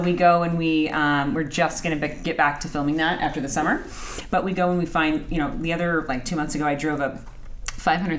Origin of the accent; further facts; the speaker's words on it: Anaheim, California, United States; I grew up in Anaheim. I speak Spanish